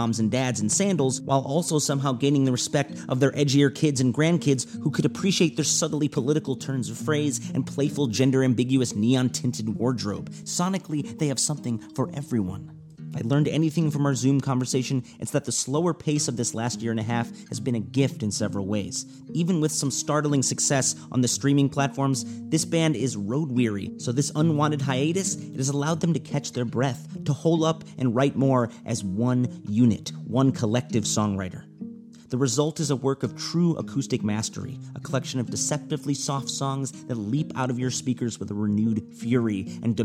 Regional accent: Los Angeles, California, United States; my hometown Dodgers

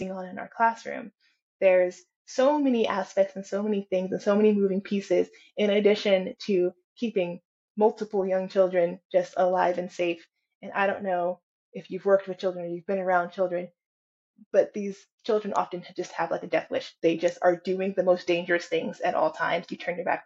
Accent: California, United States; I come from California

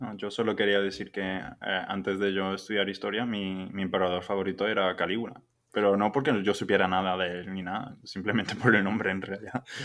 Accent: Germany; el alemán de turno

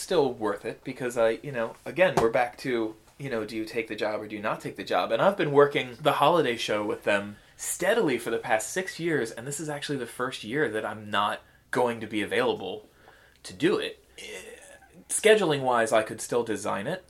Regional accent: United States; I'm American

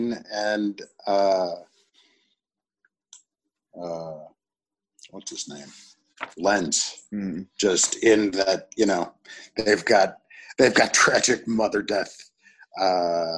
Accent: Northern Illinois, United States; also born or lived in Chicago; I grew up in Northern Illinois.

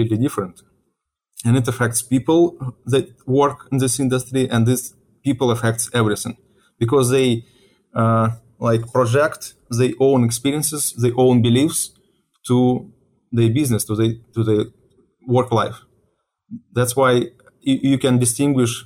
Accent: Ukraine; moved away as an adult; also born or lived in Russia; now in United States; I was born in Ukraine and I was living in Ukraine, I think till age of 28 years

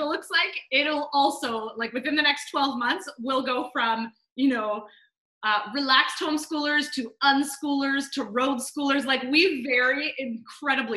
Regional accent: Canada; I am Canadian.

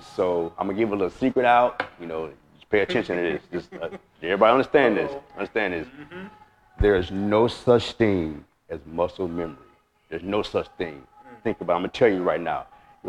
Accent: Chicago, Illinois, United States; moved away as an adult; now in California, United States; from Chicago, from the West Side. I'm from the Bricks

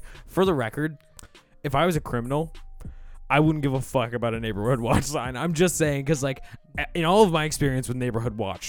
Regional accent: Ontario, Canada; I'm from Southern Ontario.

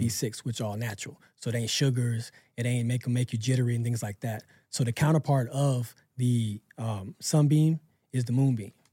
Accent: Pensacola, Florida, United States; moved away; I moved back to my hometown, Pensacola

